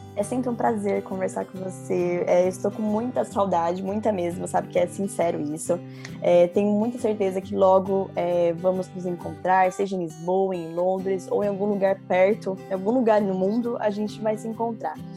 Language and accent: Portuguese; Brazil; now in London, United Kingdom; Eu sou brasileira, nasci no Brasil, mas o meu avô é português